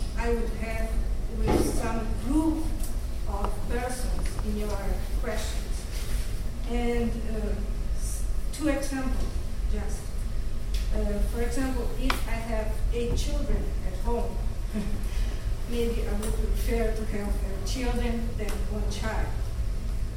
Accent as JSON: {"language": "English", "country": "Brazil", "said": "I am from Brazil"}